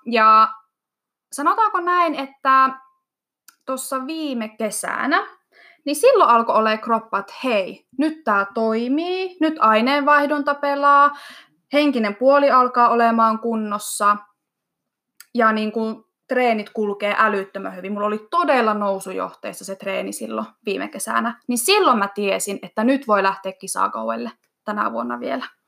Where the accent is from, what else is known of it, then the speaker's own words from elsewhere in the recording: Iisalmi, North Savo, Finland; now in Kajaani, Finland; mä oon kotoisin Iisalmesta